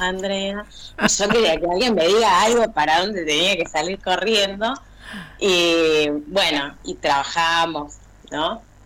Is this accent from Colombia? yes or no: no; Burzaco, Buenos Aires Province, Argentina; trabajo en la escuela especial de acá de sordos de Bursaco, soy de zona